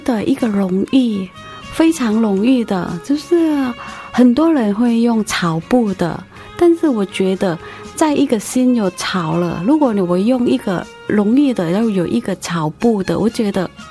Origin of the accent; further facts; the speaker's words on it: Thailand; Chinese is a second language; moved away as an adult; now in Taiwan; 我来自泰国